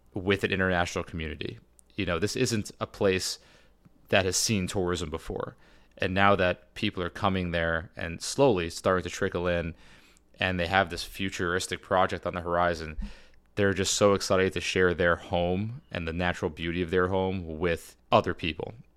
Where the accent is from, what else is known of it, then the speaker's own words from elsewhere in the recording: United States; as an American in Saudi Arabia